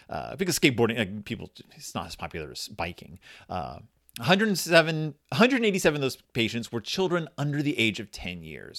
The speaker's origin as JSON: {"language": "English", "region": "Texas", "country": "United States", "tie": "born or raised there", "said": "I grew up in Texas"}